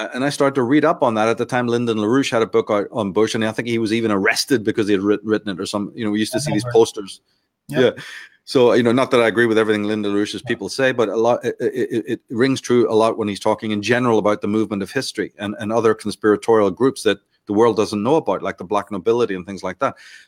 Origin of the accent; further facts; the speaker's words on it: Ireland; also born or lived in London / Belfast; now in United States; I'm Irish. We grew up in London and Belfast and in Ireland in general before I left to the States.